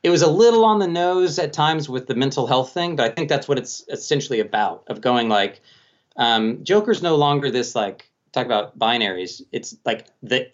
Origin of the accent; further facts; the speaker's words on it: Colorado Springs, Colorado, United States; Colorado Springs, my hometown